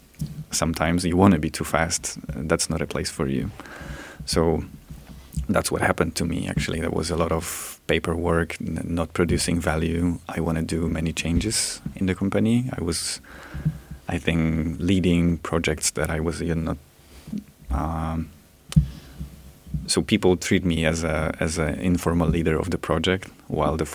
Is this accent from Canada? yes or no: no; Gliwice, Silesian Voivodeship, Poland; I went back to the university, to Gliwice, my hometown.